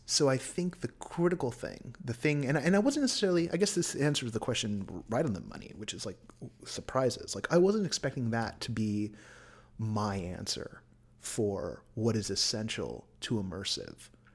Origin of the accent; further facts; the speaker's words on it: San Francisco Bay Area, California, United States; I was born in Southern California, but I was raised up in the Bay Area.